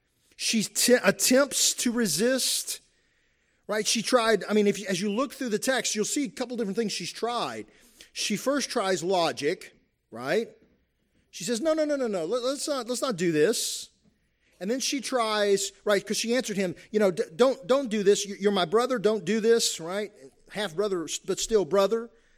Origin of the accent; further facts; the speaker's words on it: Kentucky, United States; You have cultures, the cultures that I grew up in Eastern Kentucky and the Appalachia, right, where still a lot of honor, shame going on there, right?